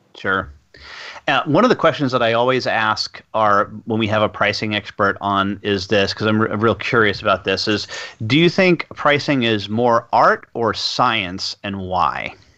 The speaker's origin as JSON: {"language": "English", "country": "United States", "accent": "American", "said": "my American accent"}